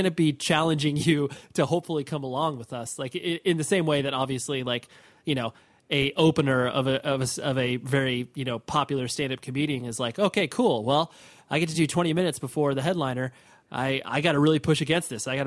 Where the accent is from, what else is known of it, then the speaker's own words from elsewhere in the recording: Midwest, United States; we're from the Midwest. We're from we're, you know we're from a big city